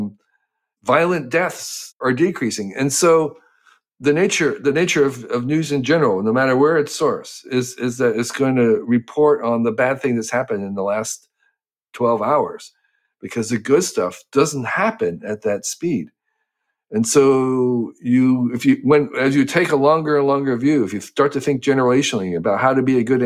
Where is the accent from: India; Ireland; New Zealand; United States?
United States; Western New Jersey; I grew up in New Jersey